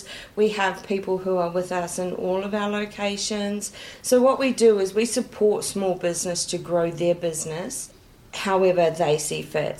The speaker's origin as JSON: {"language": "English", "country": "New Zealand", "moved": "yes", "lives_now": "Shellharbour, Australia", "said": "I'm actually from New Zealand"}